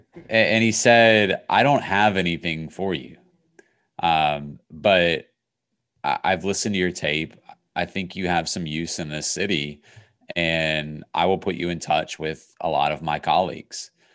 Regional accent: Crozet, Virginia, United States; I grew up in Crozet, Virginia, outside of, of Charlottesville

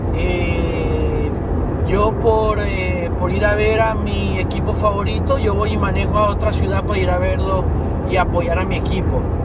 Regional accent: Tegucigalpa, Francisco Morazán, Honduras; yo que me crié en Tegucigalpa, que es una ciudad que es en el, centro de, esta, de, Honduras

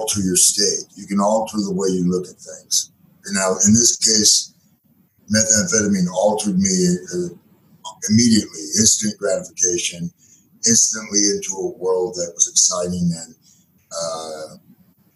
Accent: Portland, Oregon, United States; also born or lived in Gresham, Oregon; I grew up in East Portland and Gresham, and that's Portland, Oregon, of course

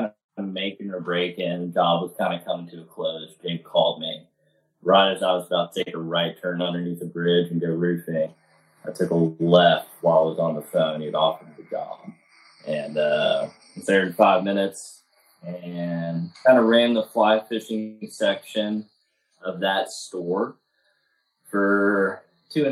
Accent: Waco, Texas, United States; moved away as an adult; also born or lived in Hot Springs, Arkansas / Arkadelphia, Arkansas / Eureka Springs, Arkansas; now in Cotter, United States; I'm originally from Waco, Texas. I was born and raised there. I moved to Arkansas in 2014

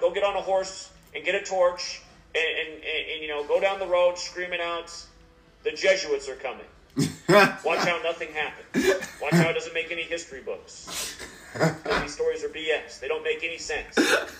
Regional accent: Portland, Oregon, United States; Portland, Oregon, my hometown's been all boarded up for the last 2 years

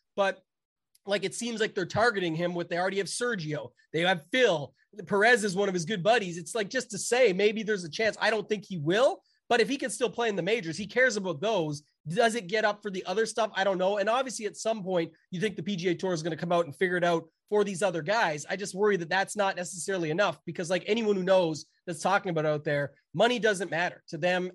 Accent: Canada; I'm Canadian

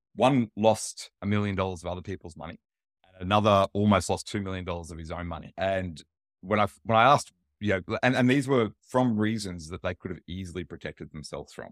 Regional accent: Australia; I'm Australian

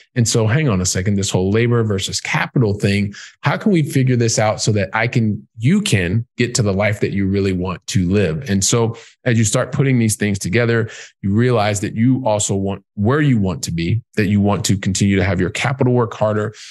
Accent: Columbus, Ohio, United States; moved away as an adult; now in Europe; I'm from Columbus, Ohio.

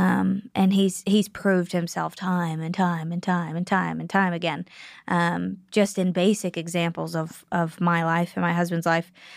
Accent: Pittsburgh, Pennsylvania, United States; moved away as an adult; I'm from Pennsylvania

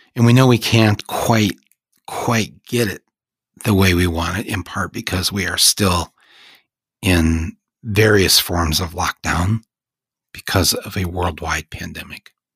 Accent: United States

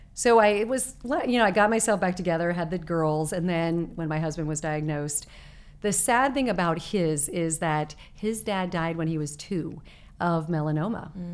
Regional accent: Arizona, United States; moved away; I was growing up in Arizona

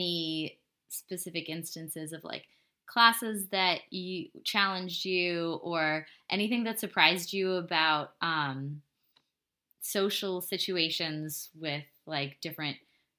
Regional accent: New York City, New York, United States; accent: New York City; I remember someone actually like pointing out a word that I said with a very New York, strong New York City accent.

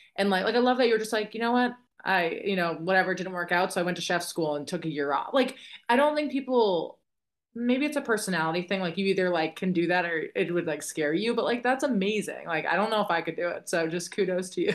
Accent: Boston, Massachusetts, United States; I'm from Boston

